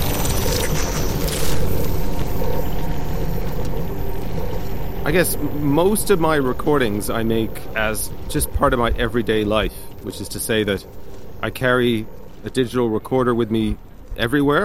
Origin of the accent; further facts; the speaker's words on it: Canada; moved away as an adult; now in Limerick, Ireland; I grew up in Canada, but I've been living 13 years in Limerick